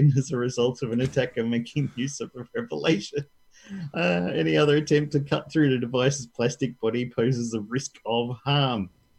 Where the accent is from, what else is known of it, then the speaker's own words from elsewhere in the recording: Barcelona, Catalonia, Spain; I come from Barcelona.